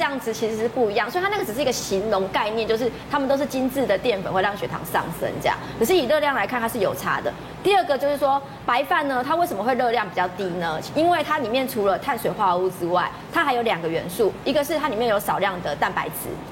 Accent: Taiwan; 我们台湾人不太喜欢吃冷饭

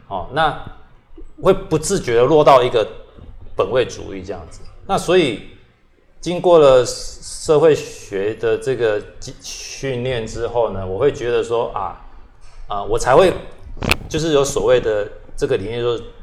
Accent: Kaohsiung, Taiwan; also born or lived in London, United Kingdom; 因为我本身是在这里长大嘛

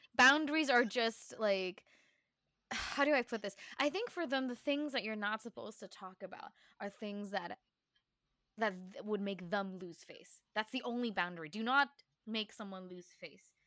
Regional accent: Taiwan; me learning what it meant to be Taiwanese. She always reminded me, like, "This is your, these are your roots. You speak Chinese.

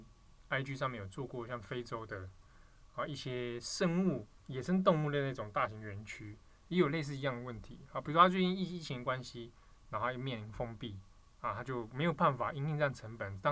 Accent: Taiwan; 那即便我们台湾这边或其他地方，

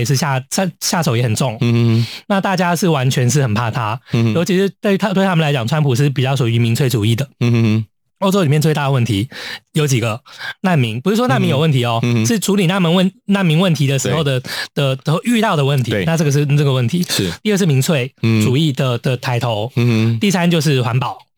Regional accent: Hong Kong; 其实我们香港人看到会觉得大快人心

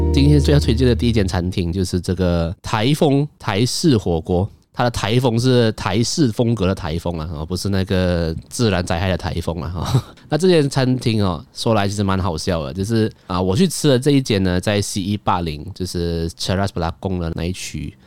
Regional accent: Kuala Lumpur, Malaysia; 我身为一个，呃，在城市长大的小孩

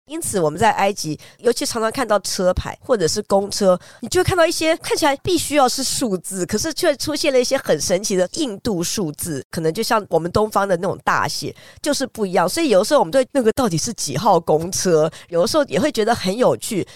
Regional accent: Taiwan; 我们台湾人在亚热带会觉得有点浓

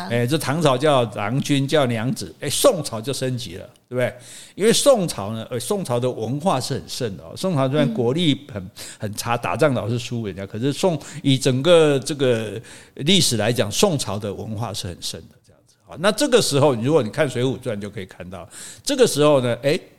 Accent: Taiwan; 这就类似我们台湾人讲温头家

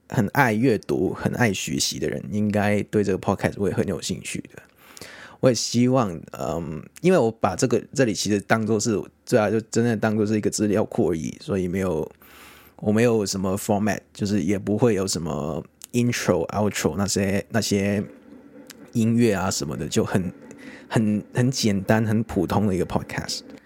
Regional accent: Hong Kong; accent: Hong Kong-accented Mandarin; Chinese is a second language; 很香港腔的国语。对，我是一个香港人

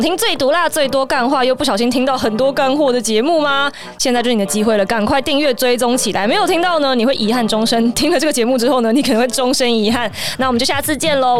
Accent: Taiwan; 我身为一个台湾人

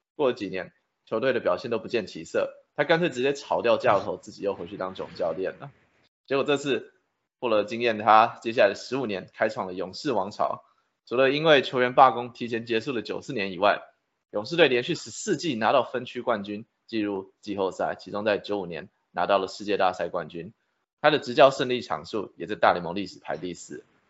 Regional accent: Taiwan; 小时候在台湾看电视转播的时候还看过 Greg Midas 的比赛

